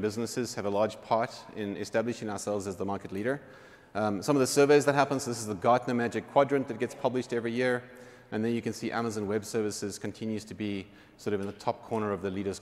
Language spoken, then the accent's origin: English; Cape Town, Western Cape, South Africa; Cape Town, which is my hometown